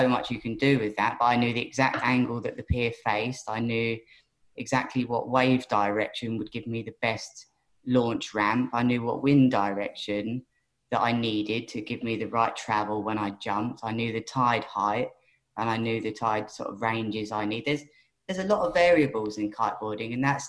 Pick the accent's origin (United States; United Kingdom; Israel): United Kingdom; Worthing, South East England; That's my hometown pier